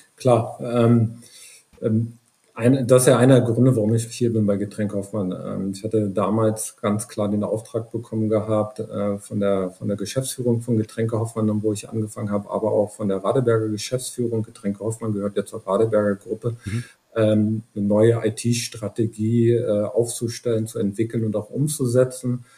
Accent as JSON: {"language": "German", "region": "Brandenburg", "country": "Germany", "tie": "born or raised there", "lives_now": "Potsdam, Germany", "said": "ich bin in einem kleinen Dorf in, in Brandenburg aufgewachsen"}